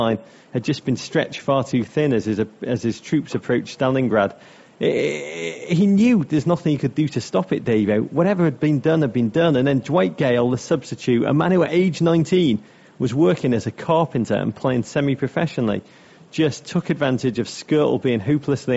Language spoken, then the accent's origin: English; Liverpool, North West England, United Kingdom; moved away; two lads I grew up with in Liverpool